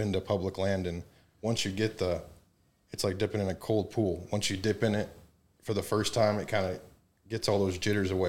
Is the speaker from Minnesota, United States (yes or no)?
no; Grand Rapids, Michigan, United States; I grew up in Grand Rapids.